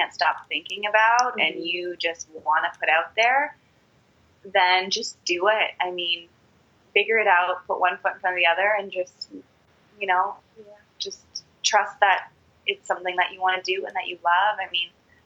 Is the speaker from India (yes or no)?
no; Calgary, Alberta, Canada; moved away as an adult; also born or lived in Los Angeles; now in Toronto, Canada; I grew up in Alberta in Calgary, and then I went to school in LA.